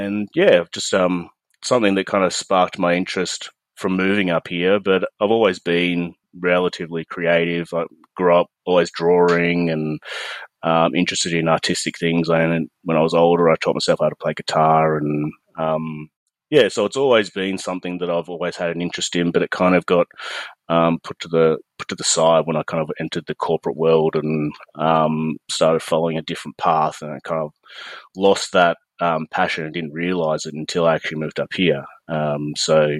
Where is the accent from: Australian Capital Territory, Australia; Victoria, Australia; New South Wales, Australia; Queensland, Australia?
Victoria, Australia; also born or lived in Melbourne; I'm an Australian landscape and nature photographer. I'm based in a remote part of Victoria